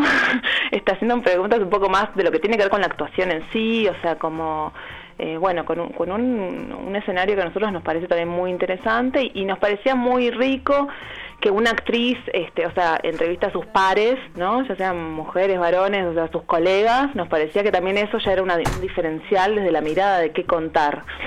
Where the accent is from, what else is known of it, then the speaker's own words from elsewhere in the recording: Uruguay; moved away as an adult; now in Argentina; yo soy uruguaya y hace siete años que estoy viviendo acá